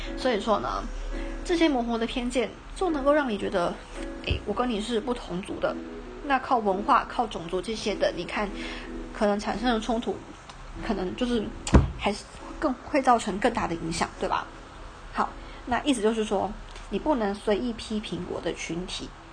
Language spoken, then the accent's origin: Chinese; Taiwan; 我们是台湾人